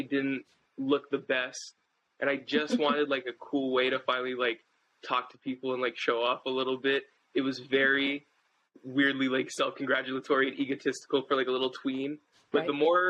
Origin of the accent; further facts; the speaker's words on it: Lake Elsinore, California, United States; I'm from Lake Elsinore, so I'm probably about, like, an hour away further south